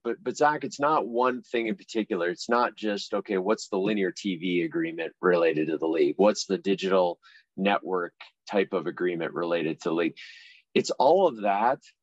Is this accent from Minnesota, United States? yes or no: yes; Litchfield, Minnesota, United States; I grew up in a small town called Litchfield, Minnesota, uh, about 60 miles west of Minneapolis, St. Paul area, rural farming community